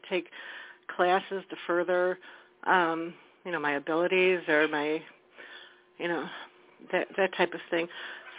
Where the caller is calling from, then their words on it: Wisconsin, United States; Hello, this is … from Wisconsin.